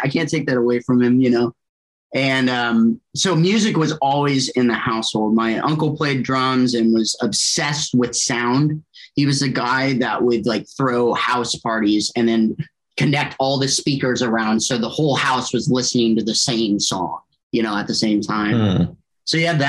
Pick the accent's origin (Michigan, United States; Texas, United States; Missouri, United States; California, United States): Missouri, United States; Kansas City; also born or lived in Shawnee, Oklahoma; Most people know me as a drummer. I was born in Shawnee, Oklahoma, out of all places. I moved quite a bit as a kid. My dad's work, we kind of bebopped around town quite a bit, or the nation, I should say. But home was always Kansas City.